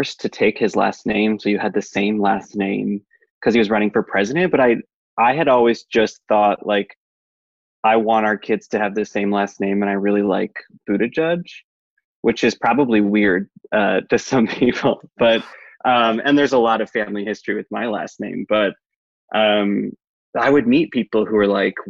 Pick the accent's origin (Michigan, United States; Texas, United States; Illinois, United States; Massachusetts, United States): Michigan, United States; Traverse City; now in South Bend, United States; I grew up in Traverse City, Michigan. Currently live in South Bend, Indiana